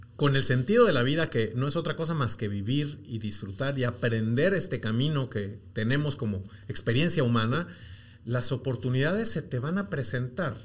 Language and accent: Spanish; Mexico; moved away as an adult; now in Guatemala; yo soy mexicano, llego a, Guatemala hace ya bastantes años, 18